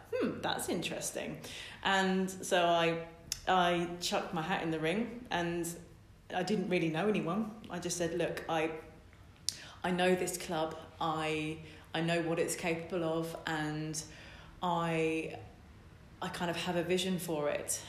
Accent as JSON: {"language": "English", "area": "Essex", "region": "East of England", "country": "United Kingdom", "also_born_or_lived": "Cambridge", "moved": "as an adult", "lives_now": "Lincoln, United Kingdom", "said": "I'm from Essex, um, in between Colchester and Ipswich"}